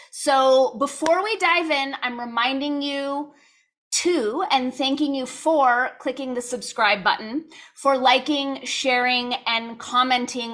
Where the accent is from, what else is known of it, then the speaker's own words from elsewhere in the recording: California, United States; I grew up in California, so it was just kind of assumed we were all gonna go to U C schools